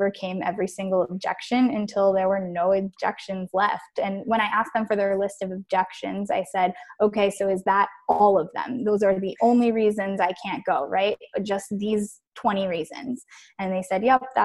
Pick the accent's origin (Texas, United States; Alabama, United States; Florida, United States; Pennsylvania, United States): Florida, United States; Miami; moved away as an adult; now in New York City, United States; I was born and raised in Miami. And I lived there all my life until college